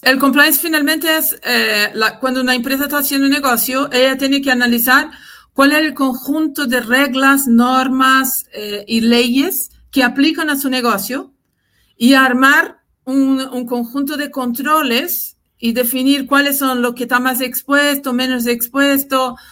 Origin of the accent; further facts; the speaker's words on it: Brazil; Spanish is a second language; moved away as an adult; now in Chile; nací en Brasil, eh, viví muchos años allá, desarrollé mi, mi, carrera laboral allá